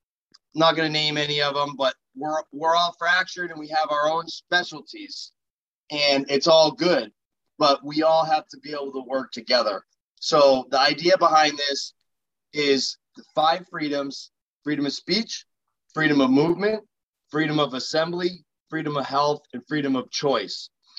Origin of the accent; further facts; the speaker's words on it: Nashua, New Hampshire, United States; So I'm from Nashua. I was born and raised in Nashua